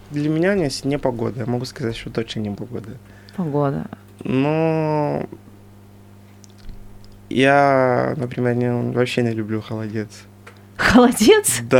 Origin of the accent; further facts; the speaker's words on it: Angola; now in Russia; мы, которые из Анголы